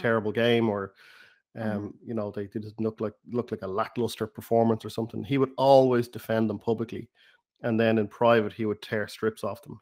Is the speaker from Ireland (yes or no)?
yes; Ireland; accent: Irish; my Irish accent